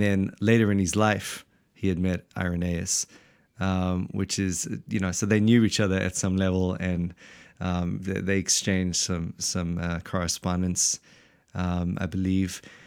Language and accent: English; South Africa; now in Wellington, New Zealand; we're actually not from New Zealand at all, but from the blessed South Africa